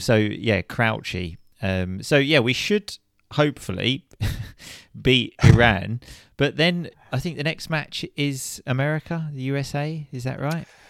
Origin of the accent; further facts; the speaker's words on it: England, United Kingdom; we're English